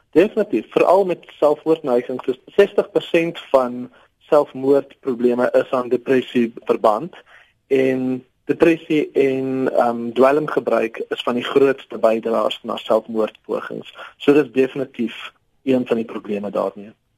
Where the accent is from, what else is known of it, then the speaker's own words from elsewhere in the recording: South Africa; ons as Suid-Afrikaners